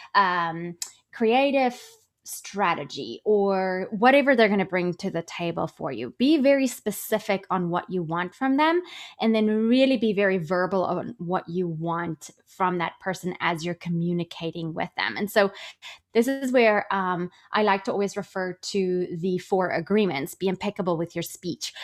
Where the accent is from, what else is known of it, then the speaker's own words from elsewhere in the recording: South Africa; moved away as an adult; also born or lived in London / New York; I'm originally from South Africa. I worked as a money broker in London and New York